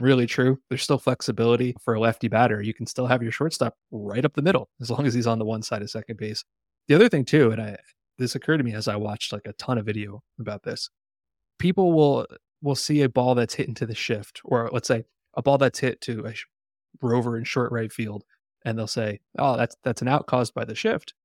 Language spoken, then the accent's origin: English; New Jersey, United States; my first concert growing up in New Jersey